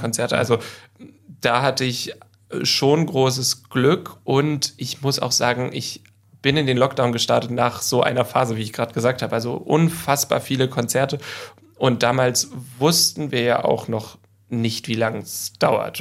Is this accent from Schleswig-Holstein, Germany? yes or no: no; Hamburg, Germany; moved away as an adult; also born or lived in London; die Zeit, die ich aufgewachsen bin in Harburg